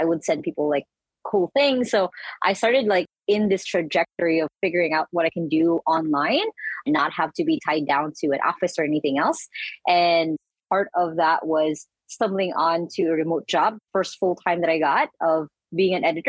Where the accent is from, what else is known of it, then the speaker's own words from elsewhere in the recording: Philippines; I'm from the Philippines.